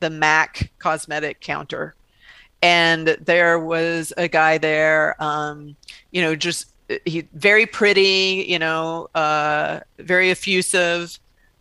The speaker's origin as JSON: {"language": "English", "region": "the South", "country": "United States", "tie": "born or raised there", "said": "I grew up in the South where there would be some, you know, red faced preacher telling you that you're going to hell"}